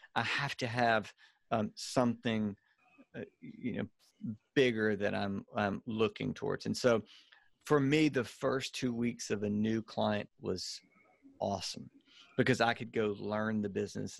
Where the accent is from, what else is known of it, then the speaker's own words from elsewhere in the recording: Louisiana, United States; accent: Cajun redneck; now in Birmingham, United States; I'm in Birmingham and from, so I've, uh, from Louisiana, so I've got like a, a, uh, a, a, a, a Cajun redneck accent